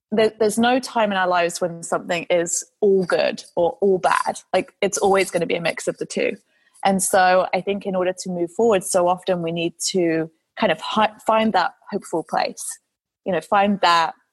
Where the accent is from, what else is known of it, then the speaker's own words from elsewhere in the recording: United Kingdom; I mean, I'm, I'm a Brit, so we are stereotypically very cynical